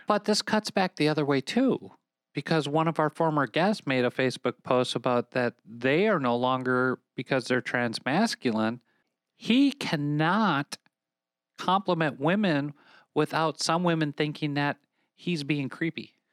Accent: Minnesota, United States; my home state now of Minnesota

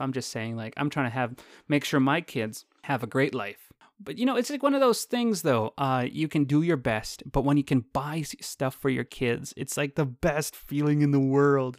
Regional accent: Canada; I'm Canadian

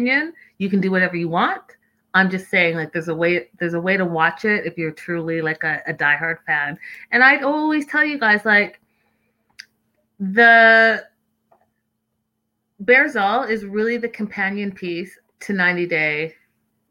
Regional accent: Canada; as a Canadian

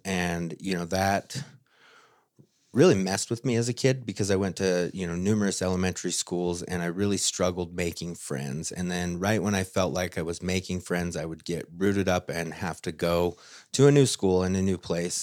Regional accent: Utah, United States; So I am from Utah, uh, born and raised for the most part, have lived here my whole life

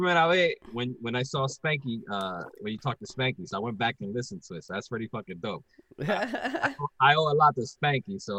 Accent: Puerto Rico; now in Philadelphia, United States; I'm from Puerto Rico

